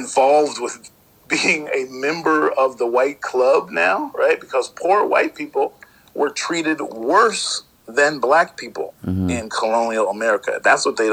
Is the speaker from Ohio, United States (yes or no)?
yes; Hamilton, Ohio, United States; I was born in Hamilton, Ohio, right outside of Cincinnati